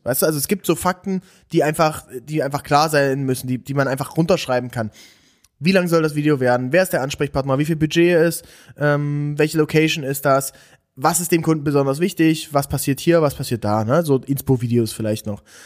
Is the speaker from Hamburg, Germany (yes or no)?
no; Aken, Saxony-Anhalt, Germany; moved away; ich komme komm ja aus, aus der Region, ich komme aus, aus Aachen an der Elbe, bei Dessau ist das.